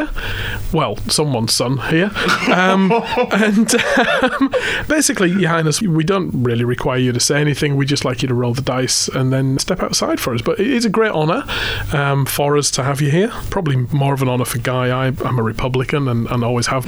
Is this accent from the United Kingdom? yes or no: yes; England, United Kingdom; accent: English; moved away as an adult; now in Australia; as a kid growing up in England